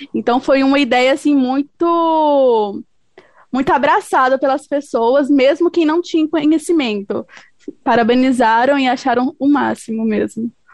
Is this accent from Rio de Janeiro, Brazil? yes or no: no; Goiânia, Goiás, Brazil; eu sou goiana, sou aqui de Goiânia, Goiás.